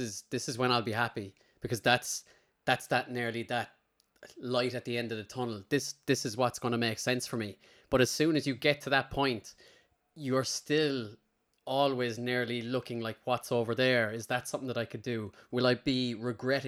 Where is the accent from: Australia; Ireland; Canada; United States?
Ireland; Limerick, Munster; I grew up in Limerick